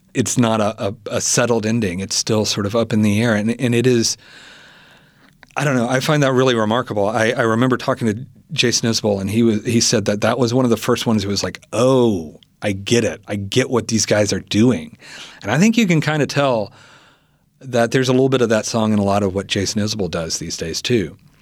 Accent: Selmer, Tennessee, United States; my hometown, Selmer

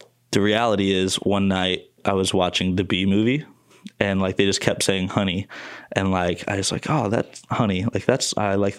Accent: Fort Wayne, Indiana, United States; moved away; also born or lived in Muncie, Indiana; I'm from Fort Wayne and I grew up with Chase

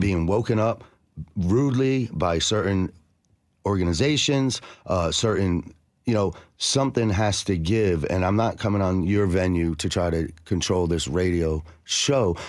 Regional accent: New Jersey, United States; now in Nashville, United States; I'm from New Jersey

